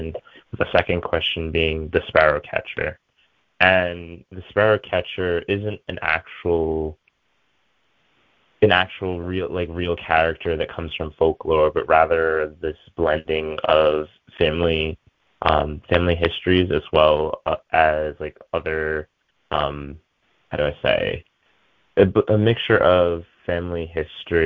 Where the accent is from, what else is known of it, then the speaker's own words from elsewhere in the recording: New York, United States; I was born here in New York